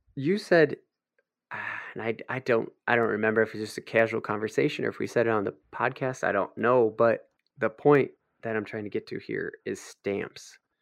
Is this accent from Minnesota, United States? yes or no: yes; Minnesota, United States; we're from Minnesota